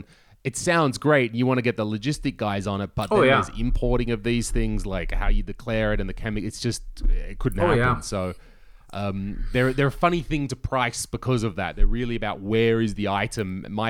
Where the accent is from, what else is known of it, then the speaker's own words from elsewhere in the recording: Australia; moved away as an adult; now in Estonia; I'm Australian, but I've lived here for more than a decade